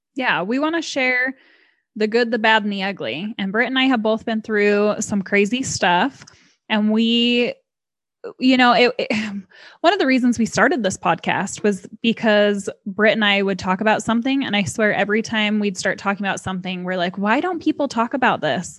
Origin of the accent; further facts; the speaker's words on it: Utah, United States; I was born and raised here in Utah, still live here